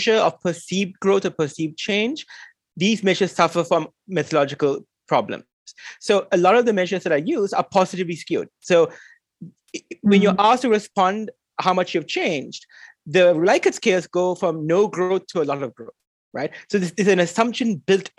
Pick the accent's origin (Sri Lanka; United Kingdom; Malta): Sri Lanka; growing up in Sri Lanka